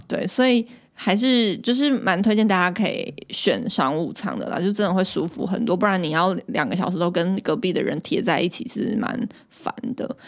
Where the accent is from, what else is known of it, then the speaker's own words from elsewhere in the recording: Taiwan; 我们是，就是台湾Nese这样